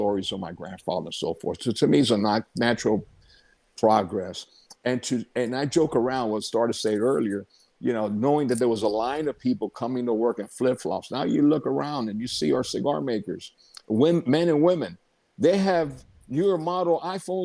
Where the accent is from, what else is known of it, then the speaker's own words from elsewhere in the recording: Tampa, Florida, United States; my hometown where I was born, in Tampa, Florida